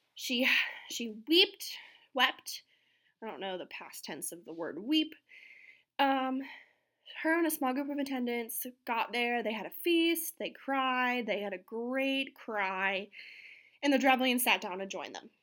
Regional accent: outside of New York City, United States; growing up outside of New York City

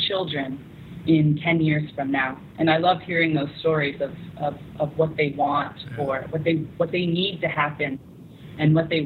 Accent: United States; now in South Sudan; you introduce yourself as an American

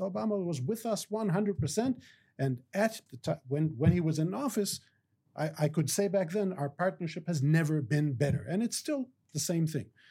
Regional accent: Israel; also born or lived in United States; I'm an Israeli, but I'm also an American, and I love both countries

